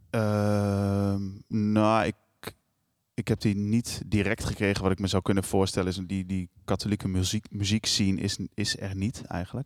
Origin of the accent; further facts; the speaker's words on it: Almelo, Overijssel, Netherlands; Ik kom uit Almelo. Eh, ik ben geboren in, eh, in, in, eh, in zo'n flatje